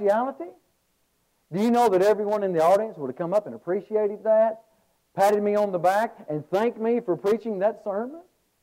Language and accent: English; Birmingham, Alabama, United States; I'm from the Birmingham, Alabama area